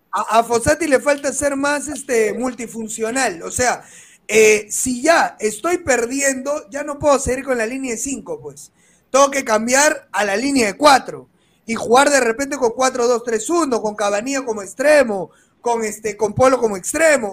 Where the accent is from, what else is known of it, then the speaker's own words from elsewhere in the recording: Peru; yo soy de Perú, no soy uruguayo.